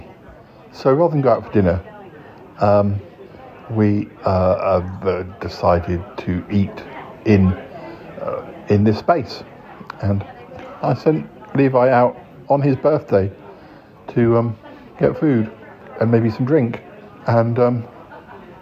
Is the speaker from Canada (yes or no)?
no; Salisbury, South West England, United Kingdom; moved away; when I come back to my parents, it's always good to have more friends in my hometown